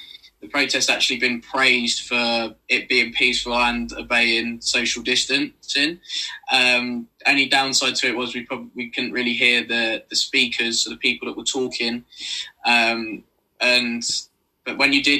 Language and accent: English; Milton Keynes, South East England, United Kingdom; I'm not from London. I'm from Milton Keynes, which is probably about an hour away.